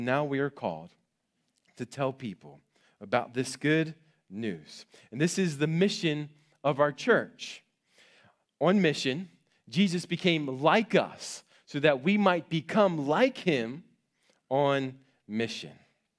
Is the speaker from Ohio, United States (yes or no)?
no; Maryland, United States; I grew up on the East Coast in Maryland, in a rural part of Maryland near Gettysburg, Pennsylvania.